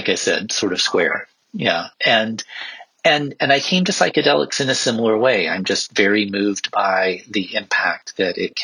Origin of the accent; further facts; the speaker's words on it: South Carolina, United States; moved away as an adult; also born or lived in South Africa; I grew up in South Carolina, which is a very, sort of conservative part of the United States